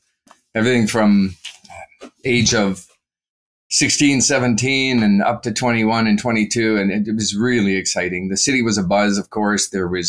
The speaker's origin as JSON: {"language": "English", "town": "Calgary", "region": "Alberta", "country": "Canada", "tie": "born or raised there", "said": "I was born and raised here in Calgary, Alberta, and spent my up till 22 years old, I was here."}